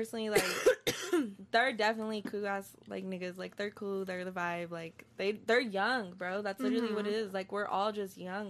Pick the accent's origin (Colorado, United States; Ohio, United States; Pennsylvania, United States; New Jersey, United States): Colorado, United States; Denver; I love Denver to death. Like, that's my hometown.